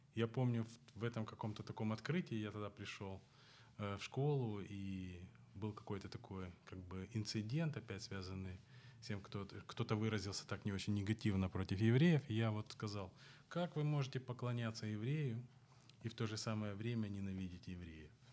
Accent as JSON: {"language": "Russian", "town": "Odesa", "region": "Odesa Oblast", "country": "Ukraine", "tie": "born or raised there", "said": "Я вырос на Молдаванке, а оставшуюся свою жизнь уже проживаю на Таирова"}